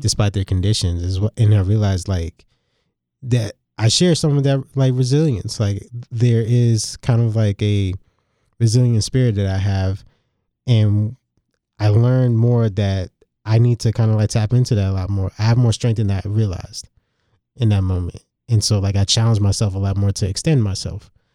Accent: New York City, New York, United States; Growing up in New York City, being surrounded by both Jamaicans and Italians

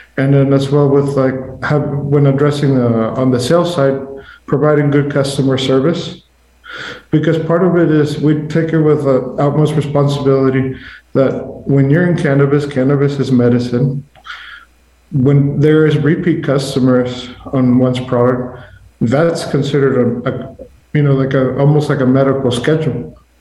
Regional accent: Mexico; moved away; I'm originally from Mexico

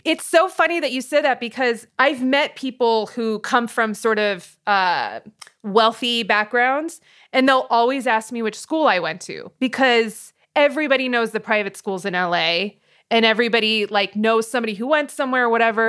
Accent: Hacienda Heights, California, United States; also born or lived in Montebello, California; I was born in Montebello, which is right next to East L A. Uh, and I grew up in Hacienda Heights

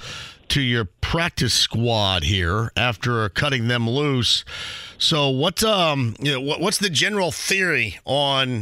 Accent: Southern Indiana, United States; I'm from Southern Indiana.

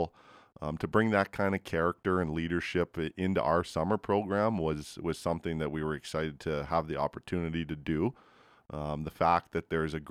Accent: Edmonton, Alberta, Canada; also born or lived in Vancouver Island; I'm from Edmonton

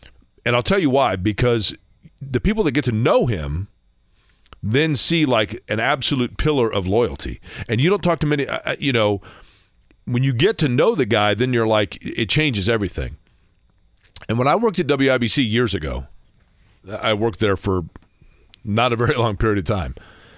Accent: Indianapolis, Indiana, United States; I grew up in Washington Township.

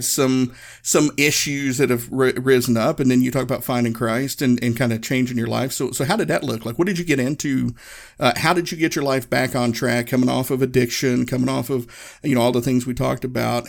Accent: Northeast Tennessee, United States; I grew up in Northeast Tennessee, so our rock stars was NASCAR drivers

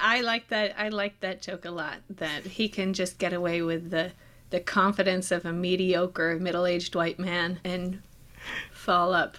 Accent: Israel; I was born in Israel

